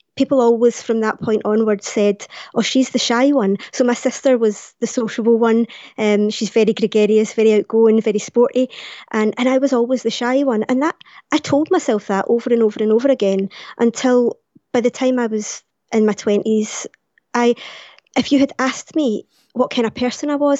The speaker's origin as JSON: {"language": "English", "town": "Glasgow", "region": "Scotland", "country": "United Kingdom", "tie": "born or raised there", "said": "it was coming to Glasgow, it was coming to my hometown"}